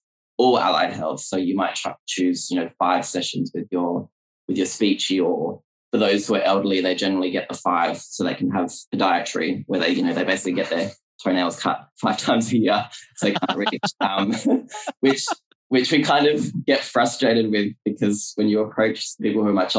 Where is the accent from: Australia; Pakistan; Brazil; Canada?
Australia; also born or lived in Perth, Western Australia / regional New South Wales / China; Yes, so I'm from Australia. I'm currently based in Perth, which is on the west side